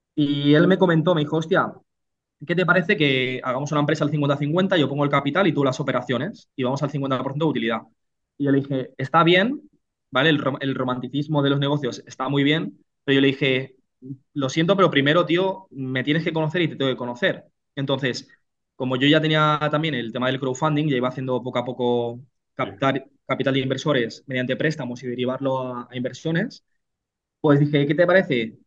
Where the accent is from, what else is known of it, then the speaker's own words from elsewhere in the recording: Reus, Catalonia, Spain; moved away as an adult; now in Burgos, Spain; Pues yo soy nacido en, en Reus, Tarragona, una, pequeña ciudad de, 100.000 habitantes de, de Cataluña